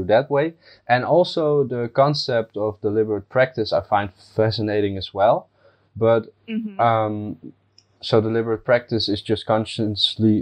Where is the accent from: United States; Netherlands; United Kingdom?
Netherlands; I'm from the Netherlands